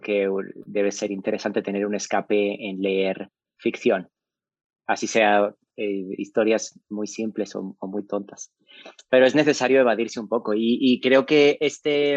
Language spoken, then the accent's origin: Spanish; Spain; moved away as an adult; also born or lived in Saltillo, Mexico; now in Mexico; Soy un inmigrante español eh, que emigró hace mucho tiempo eh, pensando que se iba un par de años de España